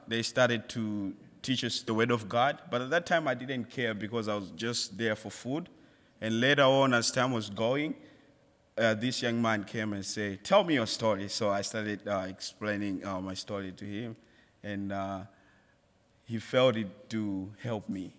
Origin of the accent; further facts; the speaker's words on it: Malawi; moved away; I'm from Malawi.